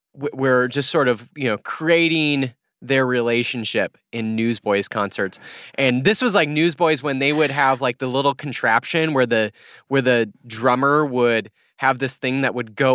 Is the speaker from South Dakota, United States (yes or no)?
yes; South Dakota, United States; I grew up in South Dakota, so the South Dakota education might be coming upon me